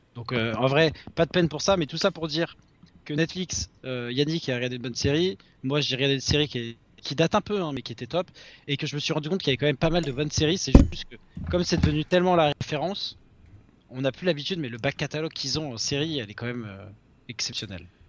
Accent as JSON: {"language": "French", "town": "Paris", "region": "Île-de-France", "country": "France", "said": "on vient de Paris"}